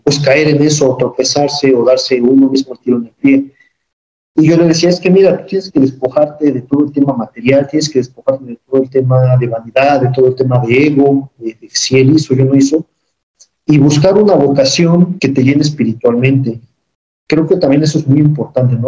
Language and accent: Spanish; Oriental, Puebla, Mexico; yo soy del municipio de Oriental